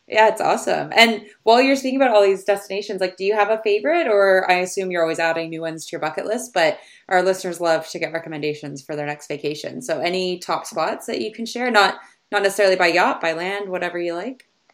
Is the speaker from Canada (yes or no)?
yes; Canada; I grew up in Canada sailing and just sailing on the, the lakes and the rivers and things around here.